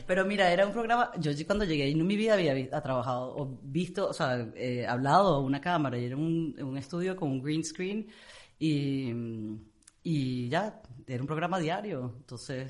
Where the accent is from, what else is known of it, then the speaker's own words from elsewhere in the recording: Amazonas, Venezuela; also born or lived in England; now in Miami, United States; crecí en el Amazonas, entonces yo, los únicos seres humanos que estaban, aparte de mi papá, mi mamá y mis hermanos, eran los nativos que estaban a tres horas en una curiaria del otro lado de la serranía de Maigualida